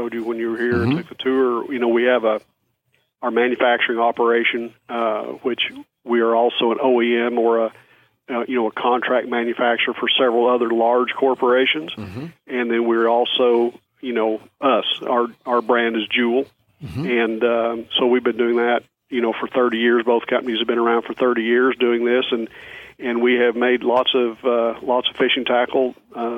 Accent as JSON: {"language": "English", "town": "West Plains", "region": "Missouri", "country": "United States", "tie": "born or raised there", "also_born_or_lived": "Grants Pass, Oregon / Crescent City, California"}